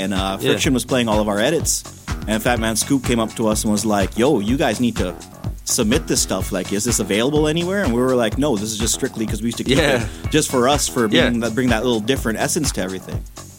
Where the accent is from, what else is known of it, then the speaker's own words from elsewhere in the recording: Canada; Coming from Canada, it ain't easy